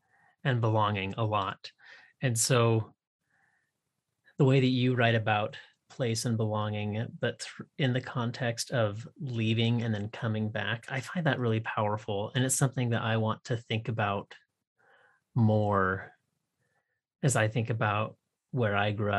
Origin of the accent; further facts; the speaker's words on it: Washington, United States; I grew up on the Canadian border, you know, north of Seattle.